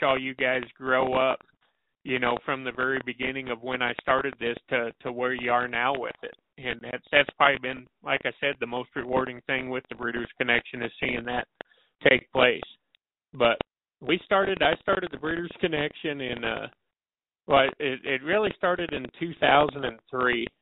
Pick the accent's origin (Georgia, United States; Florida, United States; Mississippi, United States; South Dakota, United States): South Dakota, United States; moved away as an adult; also born or lived in Tulsa, Oklahoma; growing up in South Dakota